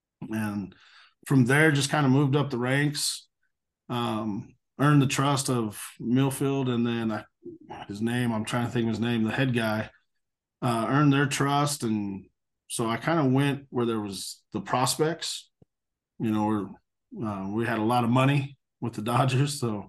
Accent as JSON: {"language": "English", "town": "Neosho", "region": "Missouri", "country": "United States", "tie": "born or raised there", "also_born_or_lived": "Natchitoches, Louisiana", "moved": "as an adult", "lives_now": "Highlands Ranch, United States", "said": "Crowder Junior College in Neosho, my hometown."}